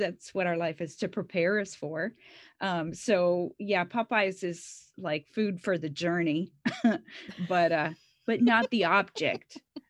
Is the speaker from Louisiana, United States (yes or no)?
yes; Louisiana, United States; moved away; I'm a Louisiana girl, so I'm originally from Louisiana.